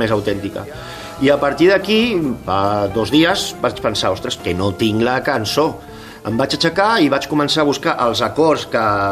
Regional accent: Catalonia, Spain; som catalans

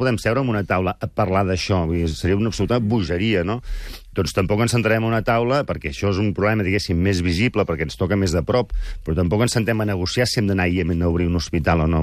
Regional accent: Girona, Catalonia, Spain; also born or lived in Barcelona; now in Manresa, Spain; jo sóc gironí, de fet, eh? visc a Manresa per un tema familiar

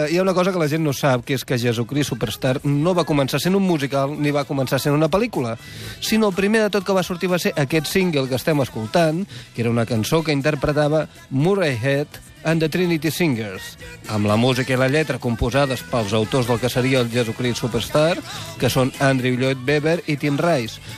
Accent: Tarragona, Catalonia, Spain; recorda que sóc tarragoní de naixement.

